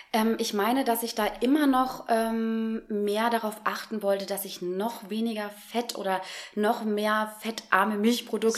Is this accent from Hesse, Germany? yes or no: yes; Frankenberg, Hesse, Germany; also born or lived in Giessen; Ich komme aus der Nähe von Marburg, einem kleinen Städtchen, das nennt sich Frankenberg. Da bin ich aufgewachsen